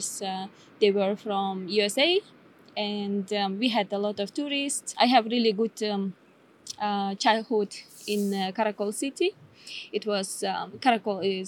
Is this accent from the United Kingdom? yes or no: no; Issyk-Kul Region, Kyrgyzstan; English is a second language; moved away as an adult; also born or lived in China / Bishkek, Kyrgyzstan / Dubai, United Arab Emirates; now in Tasmania, Australia; Well, I'm from Kyrgyzstan. Kyrgyzstan is in Central Asia. In Kyrgyzstan have a region called Issyk-Kul. I grew up there till my 16 years old